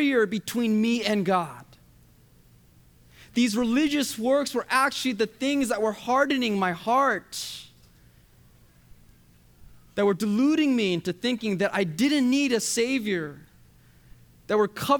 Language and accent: English; United States; My parents are from Korea, but I was born and raised in the USA.